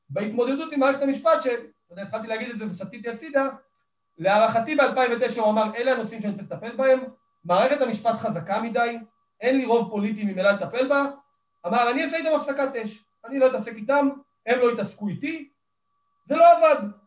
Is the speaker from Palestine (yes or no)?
yes; Kiryat Arba, West Bank, Palestine; וגדלתי בקריית ארבע ובתחילה תפיסת העולם שלי התחילה מארץ ישראל השלמה